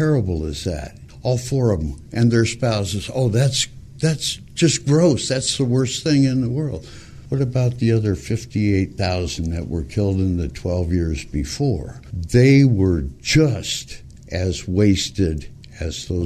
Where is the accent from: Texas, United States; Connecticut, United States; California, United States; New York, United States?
California, United States; Montebello; born or raised there